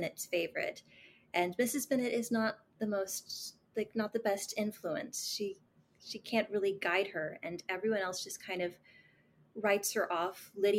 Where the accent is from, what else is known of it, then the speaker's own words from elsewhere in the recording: the Bible Belt, United States; Like, I grew up in a very conservative culture. {S4} Mm-hmm. {S5} You know, I'm from the Bible Belt.